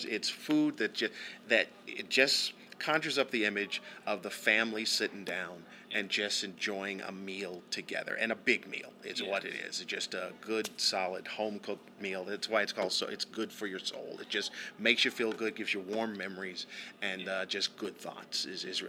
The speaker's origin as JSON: {"language": "English", "region": "Southern California", "country": "United States", "tie": "born or raised there", "said": "growing up in Southern California, there's also the Mexican food influence as well"}